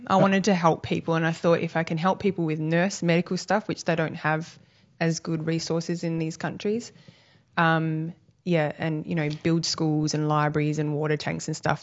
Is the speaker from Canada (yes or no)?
no; Busselton, Western Australia, Australia; now in Albany, Australia; I grew up in Bustleton in West Australia, and back in the eighties, it was really a lovely little country beachside town